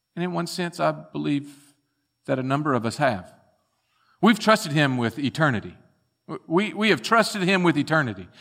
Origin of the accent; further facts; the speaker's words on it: Bartlett, Tennessee, United States; as young boys growing up in Bartlett, Tennessee